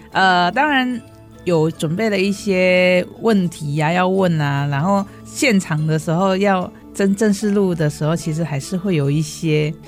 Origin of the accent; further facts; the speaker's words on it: Indonesia; Chinese is a second language; moved away as an adult; also born or lived in Chiayi, Taiwan; now in Hsinchu, Taiwan; 我是来自印尼的新住民，嗯。在印尼高中毕业后呢，来台湾念大学，还有研究所